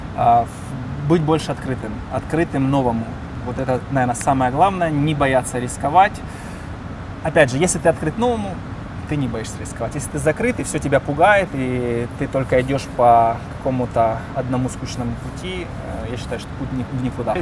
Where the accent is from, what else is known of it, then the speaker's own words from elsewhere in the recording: Donetsk, Donetsk Oblast, Ukraine; moved away as an adult; now in United States; Я в Донецке. Я из Донецка. В 2013 году я вернулся домой в Донецк